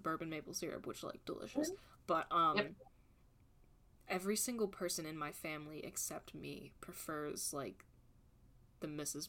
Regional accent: New York, United States; moved away; also born or lived in Virginia; I grew up in New York

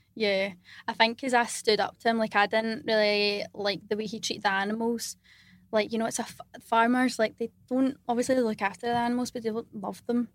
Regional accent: Scotland, United Kingdom; I'm from Scotland.

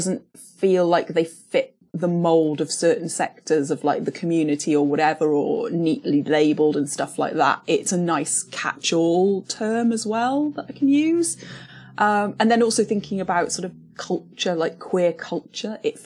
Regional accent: Cardiff, Wales, United Kingdom; born or raised there; also born or lived in Canada / London

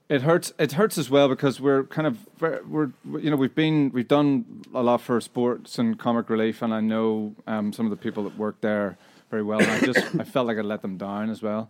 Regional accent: Northern Irish, Northern Ireland, United Kingdom; moved away; also born or lived in Scotland; we're a Northern Irish band

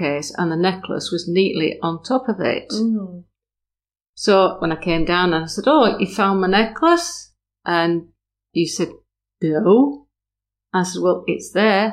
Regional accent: Burnley, North West England, United Kingdom; moved away; also born or lived in Skipton; I'm from Burnley

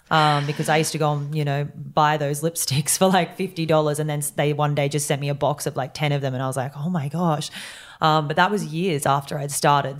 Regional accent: Yeppoon, Queensland, Australia; moved away; I grew up in Yeppoon, which was this tiny town

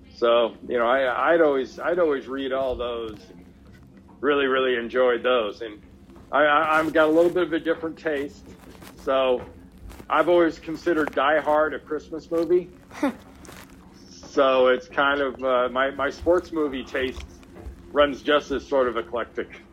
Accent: Los Angeles, California, United States; I grew up in Los Angeles.

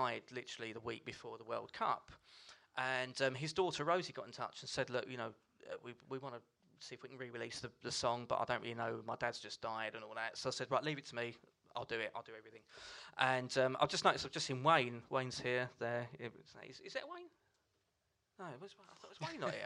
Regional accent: Essex, East of England, United Kingdom; I'm from Essex

